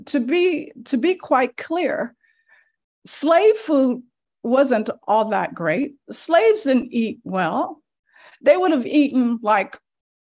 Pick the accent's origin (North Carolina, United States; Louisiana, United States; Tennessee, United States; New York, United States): Louisiana, United States; I was raised in Louisiana. That's where I was born